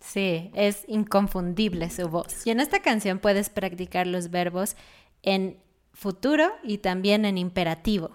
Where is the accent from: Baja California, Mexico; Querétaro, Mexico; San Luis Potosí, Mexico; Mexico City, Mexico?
Mexico City, Mexico; David y yo somos chilangos, somos de Ciudad de México y no hablamos así